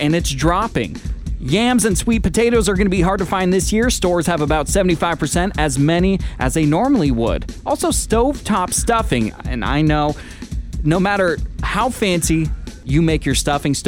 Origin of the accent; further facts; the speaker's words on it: Puyallup, Washington, United States; now in Sonoma County, United States; I worked in a parking lot at my hometown fairgrounds. It's called the Washington State Fair in Puyallup, Washington.